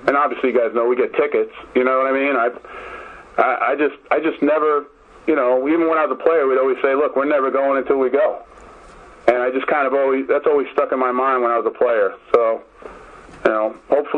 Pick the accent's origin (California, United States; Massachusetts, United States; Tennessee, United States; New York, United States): New York, United States; New York City; I'm born and raised in the Bronx